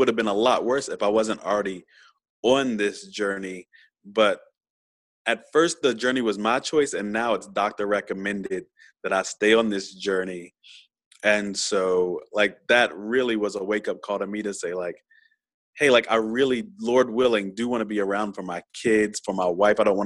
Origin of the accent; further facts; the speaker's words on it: Virginia, United States; since I'm from VA, I'm kind of from the South.